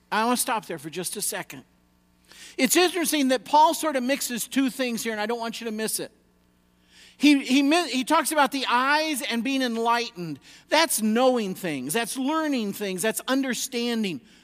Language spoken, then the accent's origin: English; United States